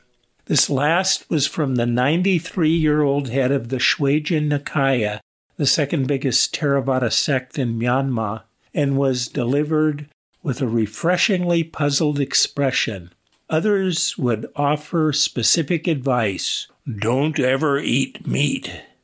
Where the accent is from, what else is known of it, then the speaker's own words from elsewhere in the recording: United States; I was introduced as an American Mahayana priest who was about to be ordained as a Theravada monk.